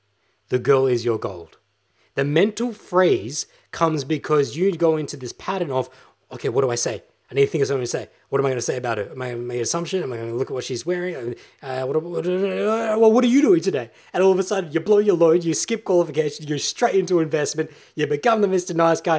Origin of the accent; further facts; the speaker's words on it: Australia; No, I'm fucking Australian, bruh. I'm Australian.